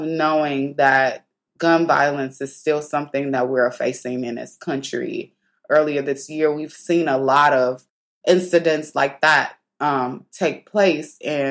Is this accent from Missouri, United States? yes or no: yes; St. Louis, Missouri, United States; moved away; back home in St. Louis, they had, my hometown